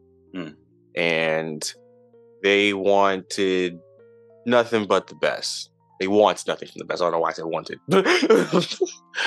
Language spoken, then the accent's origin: English; Charlotte, North Carolina, United States; moved away as an adult; now in Seattle, United States; From Charlotte, North Carolina. I grew up there, born and raised there